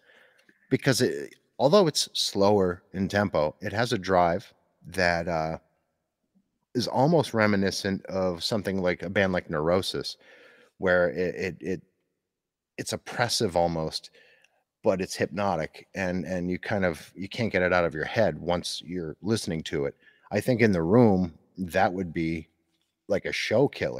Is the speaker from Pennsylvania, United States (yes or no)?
yes; Northeastern Pennsylvania, United States; growing up in, I'm from the Northeast in Pennsylvania